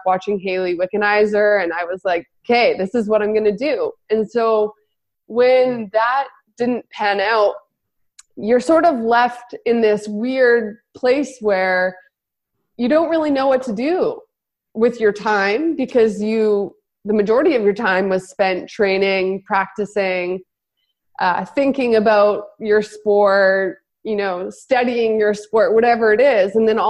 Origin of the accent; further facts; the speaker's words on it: Kelowna, British Columbia, Canada; my hometown in Kelowna